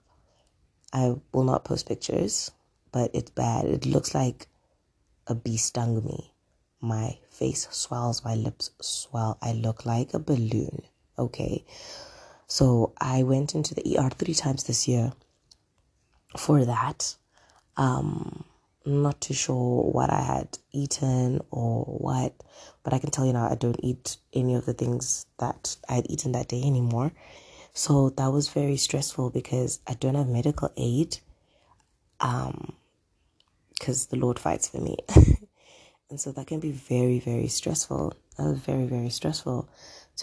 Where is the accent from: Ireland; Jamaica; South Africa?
South Africa; I'm South African